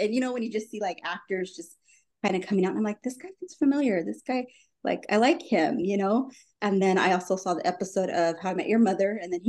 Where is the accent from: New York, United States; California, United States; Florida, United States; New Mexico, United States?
New Mexico, United States; Albuquerque; I'm from Albuquerque, New Mexico, here in the States.